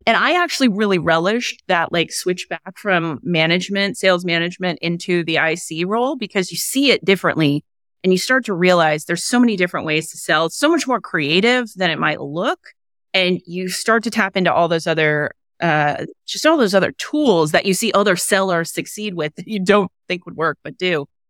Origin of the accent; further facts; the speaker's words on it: Kansas City, United States; I grew up in Kansas City area